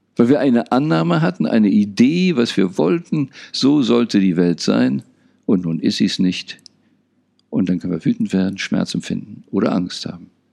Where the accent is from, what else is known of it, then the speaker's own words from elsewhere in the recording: Berlin, Germany; Ich bin unter anderem in Berlin aufgewachsen